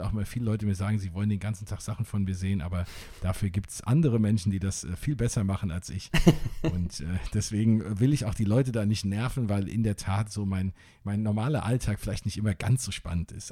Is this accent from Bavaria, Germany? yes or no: no; Wiesbaden, Hesse, Germany; born or raised there; now in Flörsheim, Germany